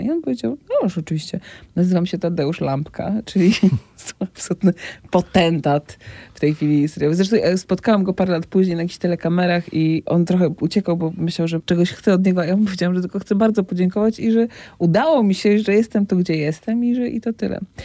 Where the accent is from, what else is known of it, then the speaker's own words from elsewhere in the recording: Gdynia, Pomeranian Voivodeship, Poland; moved away as an adult; also born or lived in Rumia; now in Warsaw, Poland; pochodzę z Gdyni, bo tam się urodziłam, tam skończyłam liceum